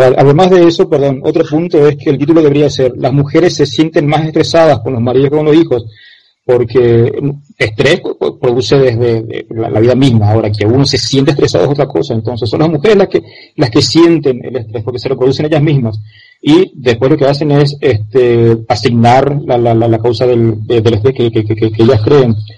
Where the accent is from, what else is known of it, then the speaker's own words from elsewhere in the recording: Argentina; now in Paraguay; vivo en Paraguay, soy argentino